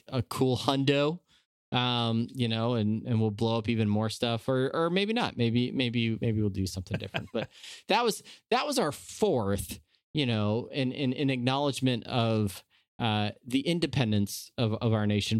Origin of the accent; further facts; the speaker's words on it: San Diego, California, United States; moved away as an adult; now in Omaha, United States; I grew up in Southern California. I grew up in, uh, San Diego